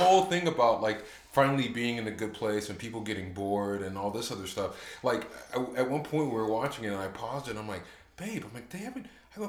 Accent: Orange County, California, United States; moved away as an adult; also born or lived in Heidelberg, Germany / Chicago; now in Georgia, United States; I grew up in Orange County, California, okay. which it's Disneyland, basically.

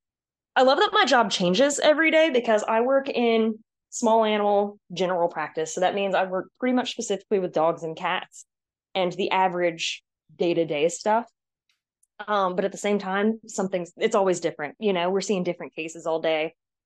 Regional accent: Georgia, United States; also born or lived in California; I was born in California, but I've always considered myself a Southern girl because I was mostly raised in Georgia or around the Southeast.

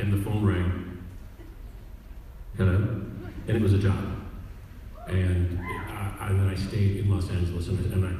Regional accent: Canada; being Canadian

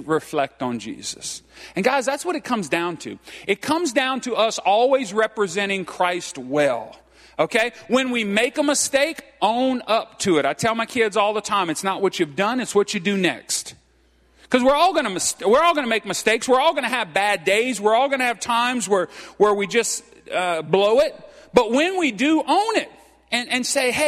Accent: Cajun, Louisiana, United States; I'm Cajun

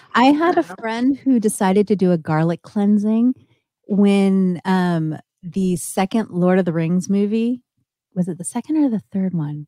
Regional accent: Northern California, United States; I grew up in Northern California. San Francisco was my backyard

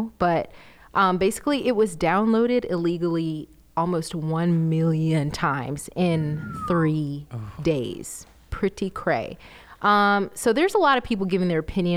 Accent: Atlanta, Georgia, United States; moved away as an adult; also born or lived in Orlando, Florida; I am from Atlanta, Georgia, originally. I lived in Orlando, Florida for 5 years.

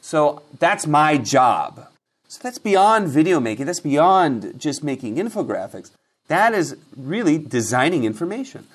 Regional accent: Seattle, Washington, United States; now in Los Angeles, United States; I was born in Seattle.

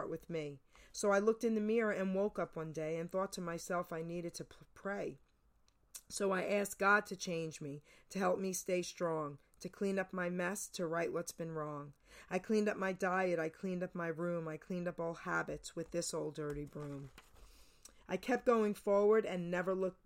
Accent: New Jersey, United States; also born or lived in New York; I was born and raised in New York, grew up in New Jersey

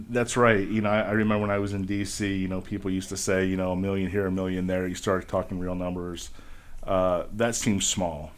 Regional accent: Bowling Green, Ohio, United States; I grew up in Bowling Green

